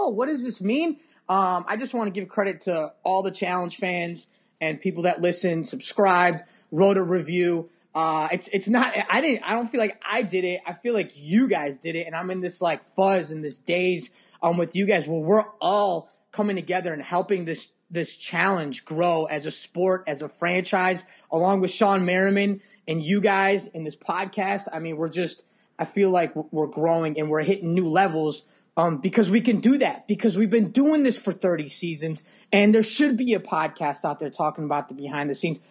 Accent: Chicago, Illinois, United States; now in Morgantown, United States; I'm actually from Chicago

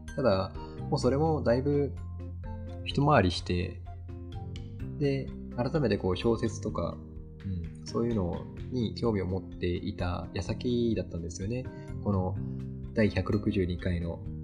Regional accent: Kagoshima, Japan; 地元の鹿児島

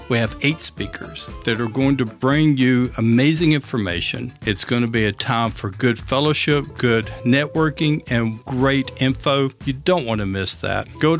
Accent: Memphis, Tennessee, United States; born or raised there

